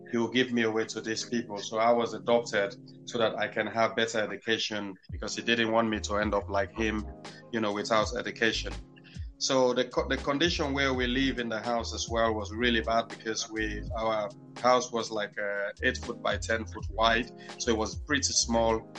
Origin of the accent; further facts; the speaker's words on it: Freetown, Western Area, Sierra Leone; born there; But Tengbeh Town, where I was born, is like uh, one of the worst slum in the capital city